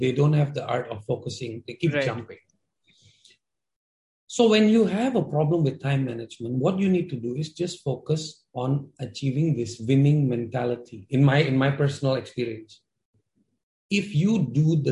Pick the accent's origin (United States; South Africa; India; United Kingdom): India; now in Jakarta, Indonesia; I'm an Indian based in Indonesia, Jakarta, but I have a broken Hindi